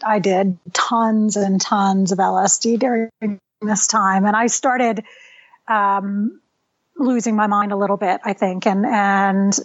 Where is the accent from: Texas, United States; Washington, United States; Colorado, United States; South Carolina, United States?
Texas, United States; moved away as an adult; also born or lived in California; I came back to Texas. I'm basically from Texas